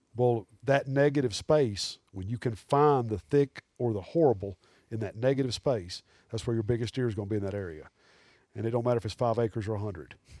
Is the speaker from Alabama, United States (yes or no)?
yes; Birmingham, Alabama, United States; growing up in Birmingham, as a avid deer hunter and fisherman